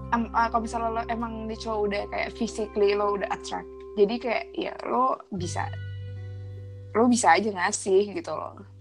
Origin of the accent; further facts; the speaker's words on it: Jakarta, Indonesia; moved away; also born or lived in France; Gue dari Jakarta